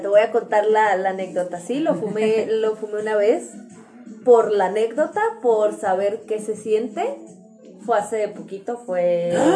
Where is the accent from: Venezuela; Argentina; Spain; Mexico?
Mexico; yo por ser mexicana podrás decir, en mi país no está permitido